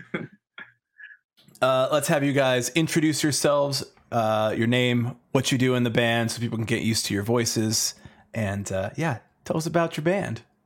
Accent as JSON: {"language": "English", "town": "Chicago", "region": "Illinois", "country": "United States", "tie": "born or raised there", "said": "growing up in Chicago"}